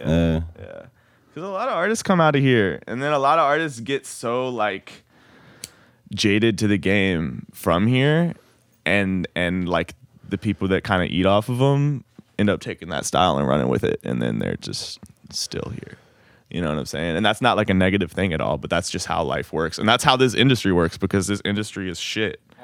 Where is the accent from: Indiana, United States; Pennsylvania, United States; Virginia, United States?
Virginia, United States; Roanoke; moved away as an adult; now in Richmond, United States; I wanted to get out of my hometown